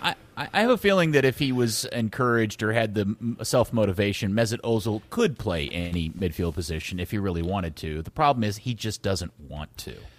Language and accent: English; United States; I'm just an American